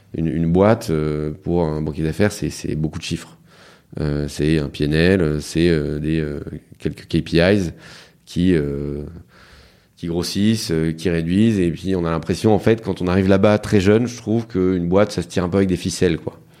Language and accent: French; Lille, Hauts-de-France, France; moi je suis né à Lille, mhm. enfin dans la banlieue de Lille